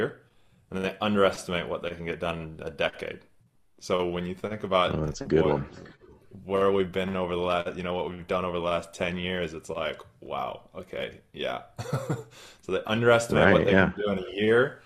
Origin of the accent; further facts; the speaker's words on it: Northern California, United States; moved away as an adult; now in New Zealand; I'm from Northern California originally, but I live here in New Zealand now